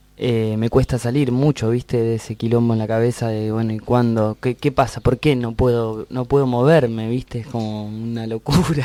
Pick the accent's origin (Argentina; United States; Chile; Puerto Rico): Argentina; Nos fuimos de acá de Argentina cantando folclore casi tradicional con poquitas canciones nuestras y volvimos al año